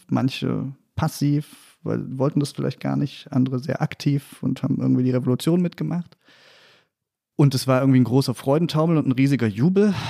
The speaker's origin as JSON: {"language": "German", "town": "Meissen", "region": "Saxony", "country": "Germany", "tie": "born or raised there", "moved": "yes", "lives_now": "Leipzig, Germany"}